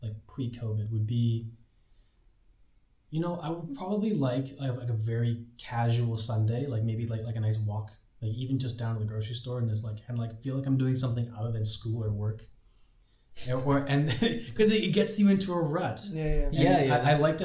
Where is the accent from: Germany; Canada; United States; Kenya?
Canada; Vancouver, British Columbia; moved away as an adult; now in Prague, Czech Republic; I am from Vancouver, BC, Canada.